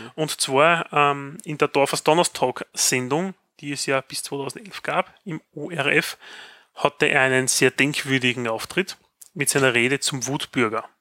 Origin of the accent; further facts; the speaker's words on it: Graz, Styria, Austria; bei uns in Graz